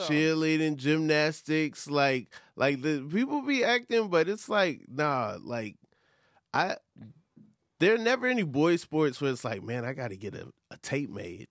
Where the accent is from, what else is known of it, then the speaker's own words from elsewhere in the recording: Atlanta, Georgia, United States; moved away; growing up in Atlanta